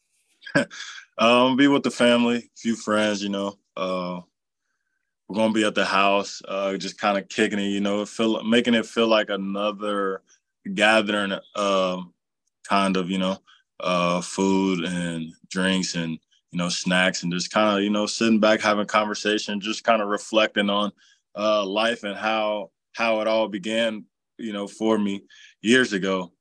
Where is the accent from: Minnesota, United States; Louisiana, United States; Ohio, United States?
Ohio, United States; Cincinnati; playing for my hometown